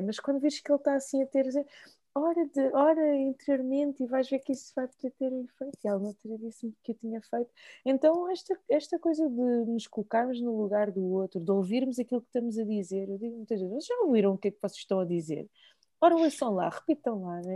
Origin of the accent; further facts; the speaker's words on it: Lisbon, Portugal; accent: Portuguese (from Portugal); also born or lived in Maputo, Mozambique; eu cresci em Lisboa